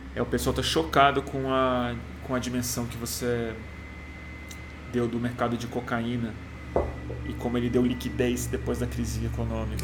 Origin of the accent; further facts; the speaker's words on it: Brazil; como brasileiro